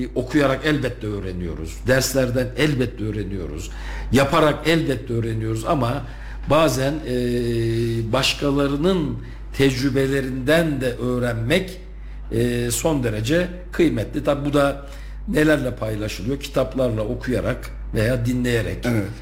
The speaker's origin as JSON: {"language": "Turkish", "country": "Turkey", "tie": "born or raised there", "said": "bu ülkenin vatandaşı, Türkiye Cumhuriyeti'nin vatandaşı olarak doğmuşum"}